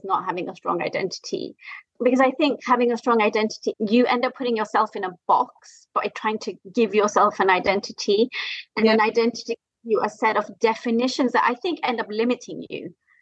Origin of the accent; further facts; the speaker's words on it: Kenya; also born or lived in Singapore / Paris, France; now in London, United Kingdom; I'm Kenyan Indian, living in London